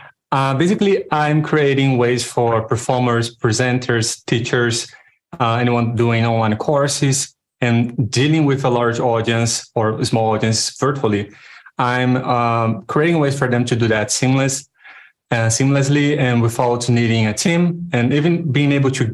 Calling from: Rio de Janeiro, Brazil; I'm coming in from Brazil, Rio de Janeiro.

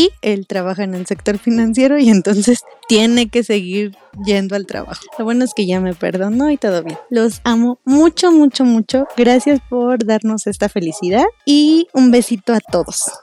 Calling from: Guadalajara, Jalisco, Mexico; de Guadalajara

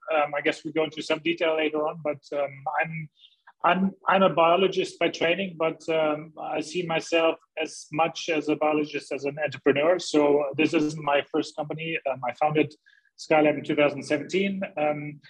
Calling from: Hamburg, Germany; English is a second language; Well, I'm in beautiful gray Hamburg, northern Germany. That's my home.

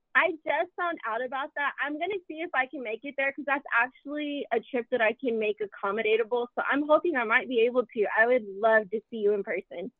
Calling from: Lubbock, Texas, United States; I'm calling from Lubbock, Texas

